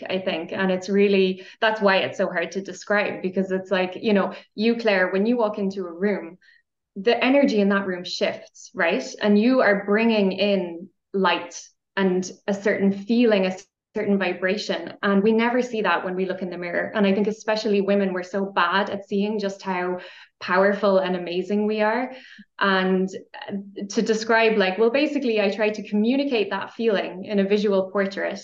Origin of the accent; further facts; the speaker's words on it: Ireland; now in Austria; I'm Irish. I'm coming to you from Austria